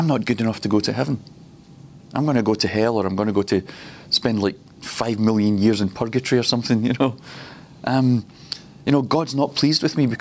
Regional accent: Glasgow, Scotland, United Kingdom; I grew up in Glasgow.

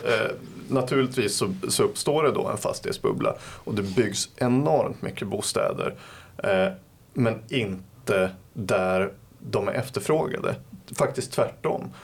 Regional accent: Västernorrland County, Sweden; moved away; min hembygd på något vis. Eh, det är ju liksom då en by i västra Ångermanland

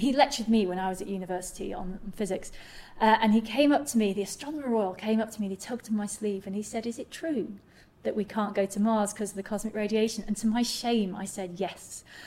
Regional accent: Manchester, North West England, United Kingdom; I grew up in Manchester

